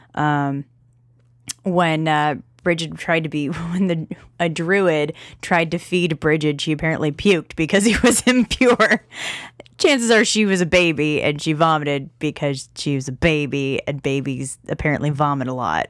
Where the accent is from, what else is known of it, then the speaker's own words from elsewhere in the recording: United States; I call myself an Anglo-Saxon American.